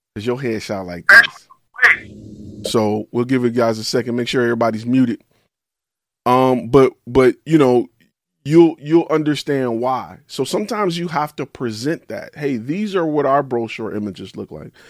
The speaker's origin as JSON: {"language": "English", "town": "Detroit", "region": "Michigan", "country": "United States", "said": "I'm from Detroit"}